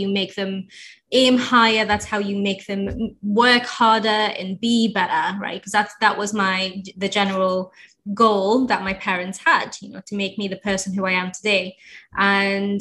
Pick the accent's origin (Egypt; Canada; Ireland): Egypt; now in United Kingdom; I'm from Egypt originally